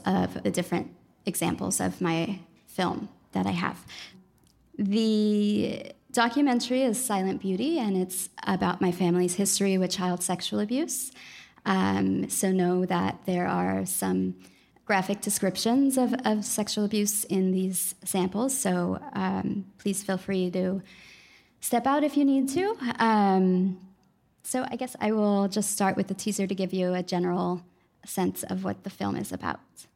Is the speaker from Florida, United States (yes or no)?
no; Los Angeles, California, United States; also born or lived in Mexico; now in New Orleans, United States; I'm an audio producer and filmmaker based in New Orleans, um, though I'm originally from Los Angeles and my family's from Mexico.